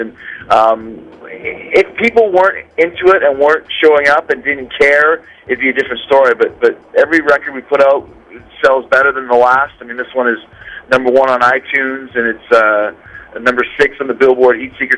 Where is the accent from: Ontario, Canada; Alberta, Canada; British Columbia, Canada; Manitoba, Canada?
Manitoba, Canada; Winnipeg; growing up in Winnipeg, Canada